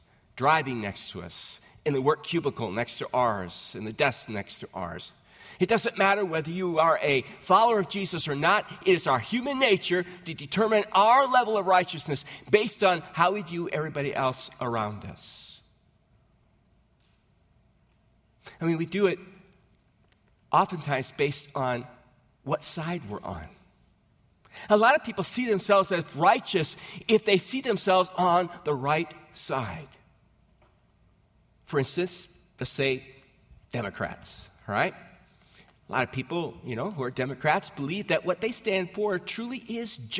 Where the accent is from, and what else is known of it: United States